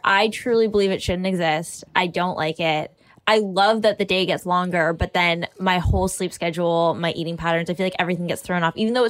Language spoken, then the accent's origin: English; Markham, Ontario, Canada; my hometown suburb